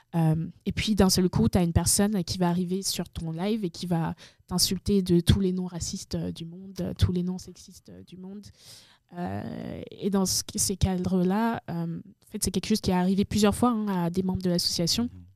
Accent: Benin; also born or lived in Togo; now in France; je suis née au Togo et ensuite mes parents sont allés au Bénin. et c'est au Bénin, en fait, que j'ai découvert le jeu vidéo

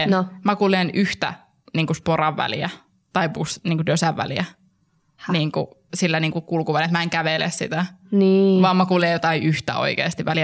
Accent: Rovaniemi, Lapland, Finland; multahan kysytään hirveän usein, että miksi mulla ei kuulu murteessa se, että tota, mä oon Rovaniemeltä.

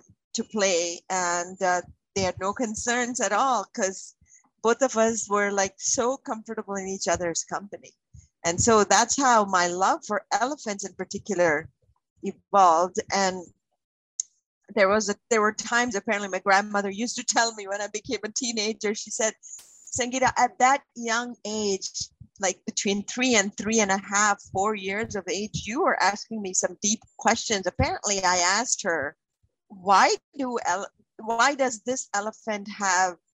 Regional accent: Kerala, India; also born or lived in Nairobi, Kenya; now in Canada; I was born and raised in Kerala.

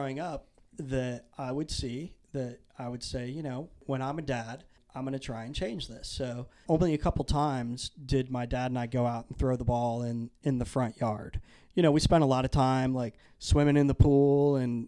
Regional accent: Naples, Florida, United States; also born or lived in Pekin, Illinois; When I was seven, we moved from Illinois to Naples, Florida.

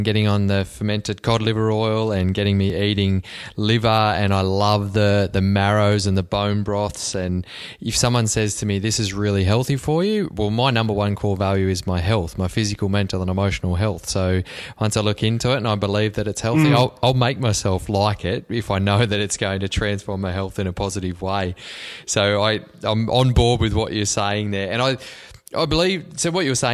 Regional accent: Cobar, New South Wales, Australia; moved away; my hometown of Cobar in Western New South Wales

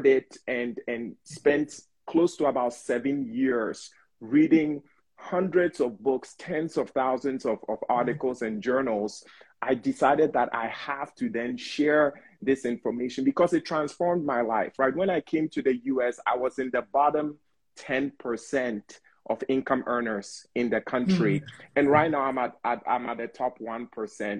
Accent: Ghana; also born or lived in Bronx, New York, United States; now in United States; as an immigrant, being born and raised in Ghana, coming to the U.S., like starting off in Bronx, New York

